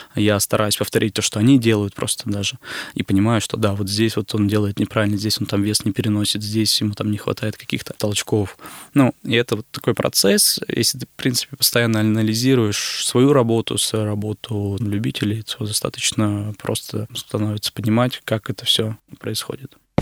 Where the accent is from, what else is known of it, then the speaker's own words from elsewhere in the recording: Izhevsk, Udmurtia, Russia; Я сам родом из Ижевска, из Удмуртской республики.